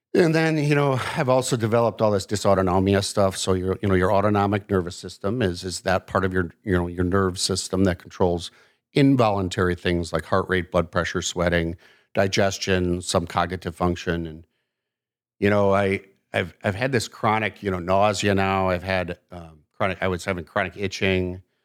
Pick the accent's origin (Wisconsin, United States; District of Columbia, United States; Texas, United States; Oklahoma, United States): Wisconsin, United States; Milwaukee; also born or lived in Chicago, Illinois / Madison, Wisconsin; I actually was born in Chicago and about my family moved, uh, 'cause my dad's job up to the Milwaukee area when I was two